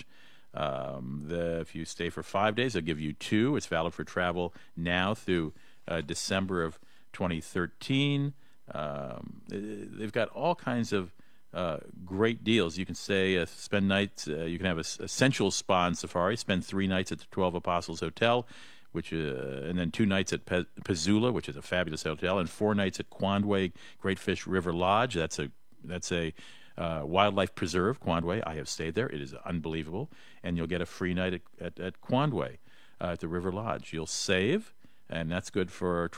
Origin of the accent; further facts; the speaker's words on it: Washington, District of Columbia, United States; Washington, D.C., my fair city, as I like to think of it, my hometown